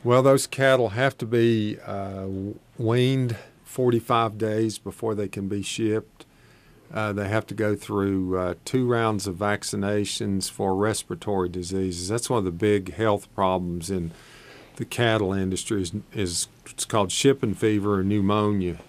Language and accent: English; Shady Valley, Tennessee, United States; I grew up in Shady Valley, Tennessee, just across the mountain over here in the Tennessee